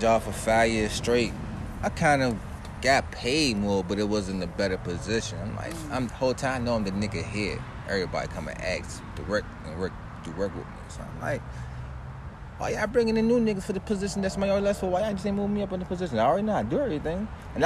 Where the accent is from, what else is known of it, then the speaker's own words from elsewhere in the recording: United States; I was broke and poor when I was young, like, you know, most civilians and shit growing up in America.